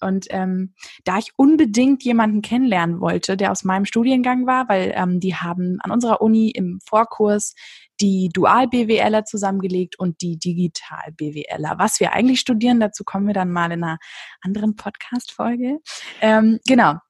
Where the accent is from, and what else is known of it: Berlin, Germany; born or raised there